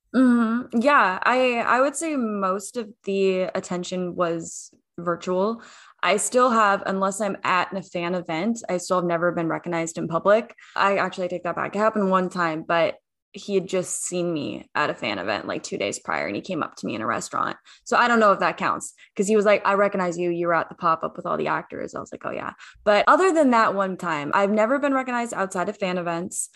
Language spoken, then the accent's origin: English; Washington, United States; I grew up in Washington State